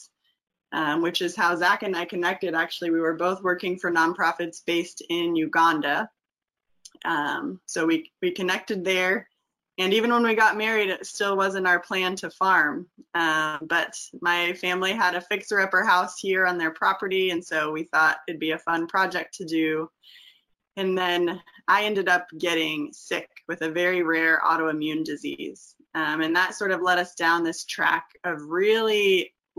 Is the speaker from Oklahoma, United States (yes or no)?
yes; Walters, Oklahoma, United States; also born or lived in California; I was raised here in Walters, Oklahoma, where we currently live and farm.